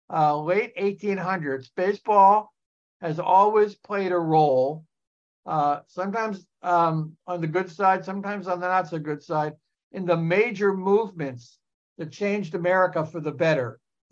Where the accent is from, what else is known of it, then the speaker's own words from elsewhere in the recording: New Jersey, United States; New Jersey.